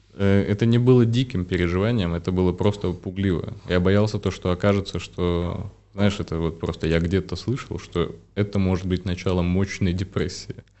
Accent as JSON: {"language": "Russian", "country": "Belarus", "tie": "born or raised there", "said": "я, вот по сути своей, это белорус вырос в белорусской семье, там с мамой, с бабушкой, дедушкой. Я прям белорус-белорус."}